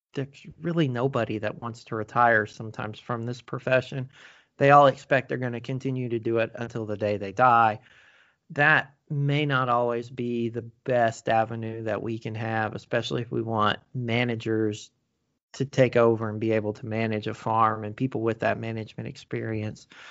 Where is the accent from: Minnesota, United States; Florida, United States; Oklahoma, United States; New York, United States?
Oklahoma, United States; moved away; also born or lived in Maryland; I'm originally from Oklahoma, and I know how it is in Oklahoma